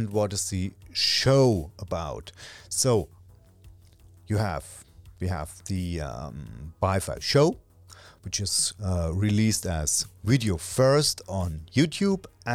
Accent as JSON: {"language": "English", "country": "Germany", "first_language": "German", "second_language": "English", "said": "Natively, I'm from Germany, and natively speaking, I'm German"}